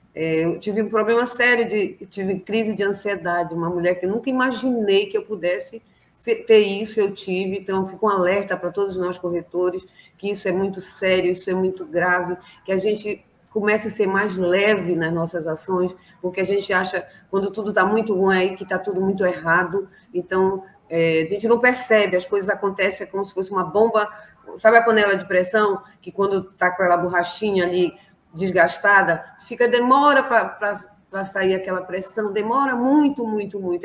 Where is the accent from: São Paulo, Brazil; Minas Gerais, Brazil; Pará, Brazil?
Pará, Brazil; Belém; Eu sou aqui do norte, sou de Belém do Pará